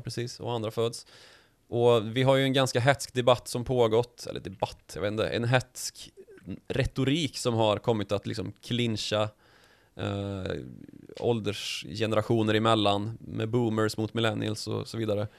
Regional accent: Värmland, Sweden; när jag var liten och i, Nej, i Östergötland, Nej, Värmland

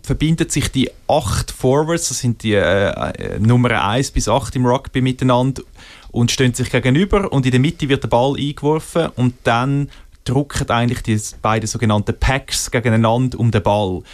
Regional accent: Switzerland; als Schweizer

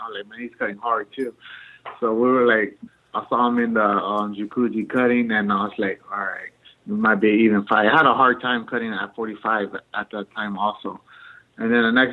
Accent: San Diego, California, United States; it's like right across the border from San Diego. So I'm still kind of in my hometown

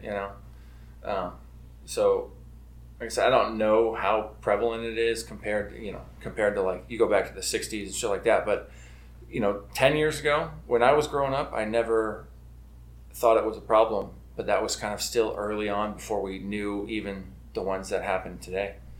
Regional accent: North Kitsap, Washington, United States; growing up in the North End up here.

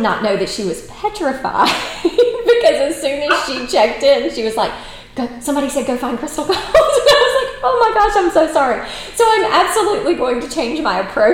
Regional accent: United States; as Americans

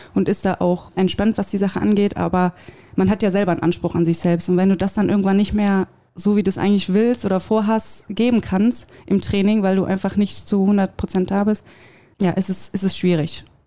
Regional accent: Wuppertal, North Rhine-Westphalia, Germany; ich komme aus Wuppertal

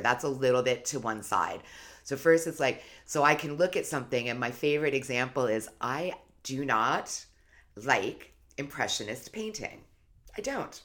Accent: New York City, New York, United States; I grew up in New York City

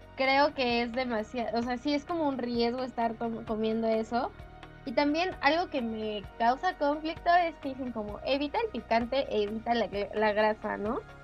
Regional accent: Mexico; como los mexicanos

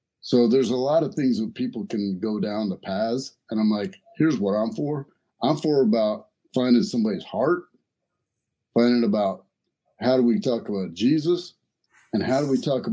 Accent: the South, United States; I grew up in the South.

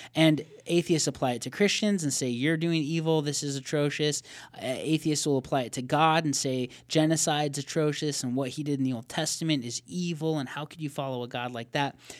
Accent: Arizona, United States; we're from Arizona

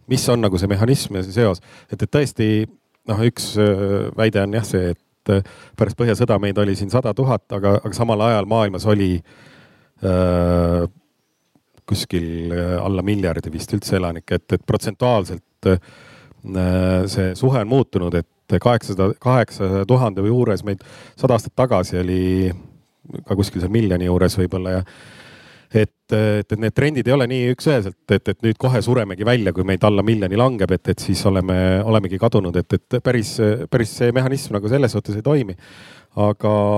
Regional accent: South Estonia, Estonia; now in Tallinn, Estonia; ma olen äh, ka Lõuna-Eestist pärit

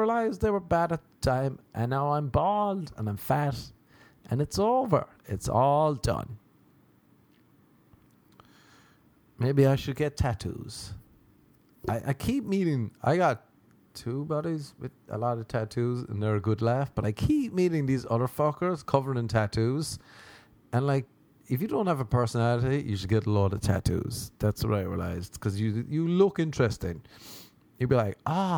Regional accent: Ireland; moved away as an adult; now in United States; growing up in Ireland

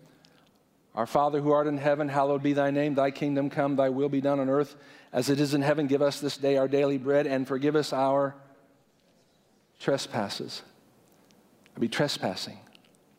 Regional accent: United States; now in Indiana, United States; I hate being an American, I hate living in Indiana

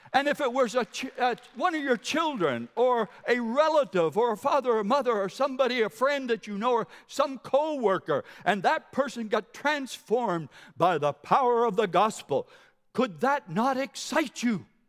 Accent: Carleton County, New Brunswick, Canada; also born or lived in Monticello, Maine; now in Moncton, Canada; I'm from New Brunswick, Carlton County

